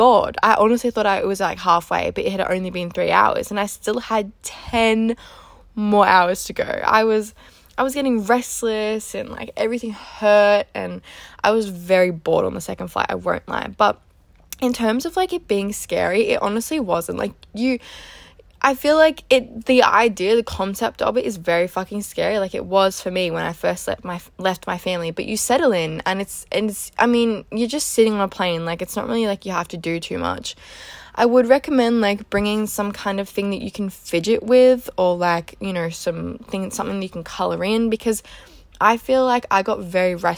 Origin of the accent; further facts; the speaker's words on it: Melbourne, Victoria, Australia; I'm originally from Melbourne